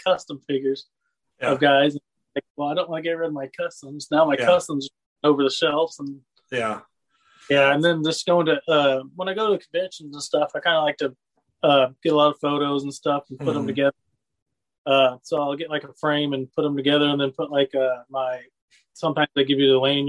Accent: Lincoln, Illinois, United States; I grew up here in Lincoln, Illinois, small town

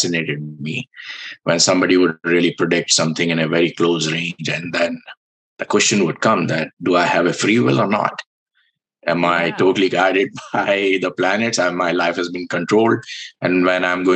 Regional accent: India; I was born in India

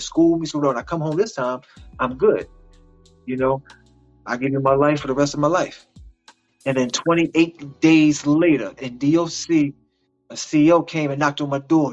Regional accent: Baltimore, Maryland, United States; I'm from Baltimore, Maryland. That's where I was born and raised.

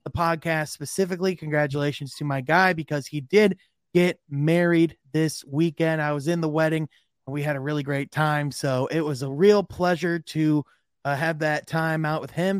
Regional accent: Grand Rapids, Michigan, United States; Grand Rapids, which is actually my hometown

